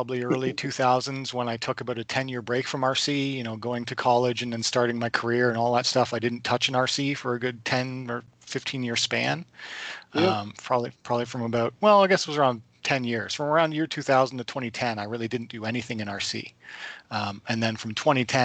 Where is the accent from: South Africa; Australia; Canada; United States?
Canada; Lindsay, Ontario; I'm from Lindsay, Ontario area, the Kawartha Lakes area, not too far from Toronto